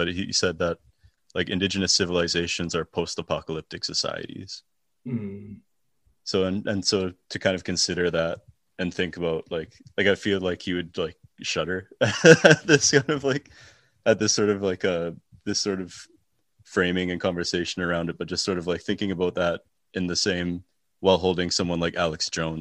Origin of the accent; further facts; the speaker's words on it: Canada; I grew up in Canada